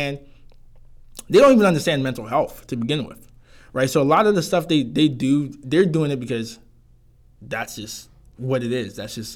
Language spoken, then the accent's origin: English; Ghana; It's just like, oh, that's just how we grew up in Ghana, yeah.